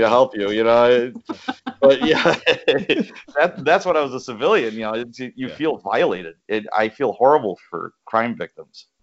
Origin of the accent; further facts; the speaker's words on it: Chicago, Illinois, United States; as a young lad, I grew up in Chicago